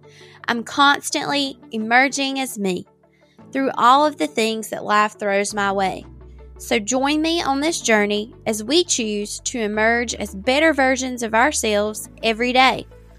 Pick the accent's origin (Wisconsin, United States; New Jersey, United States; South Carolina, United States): South Carolina, United States; Lakeview; She is from my hometown of Lakeview, South Carolina.